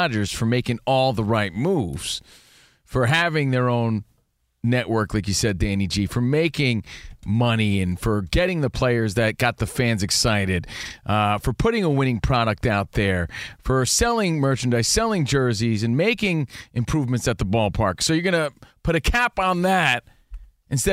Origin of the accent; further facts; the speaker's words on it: East Coast, United States; now in Los Angeles, United States; we grew up on the East Coast where the Yankees had the evil empire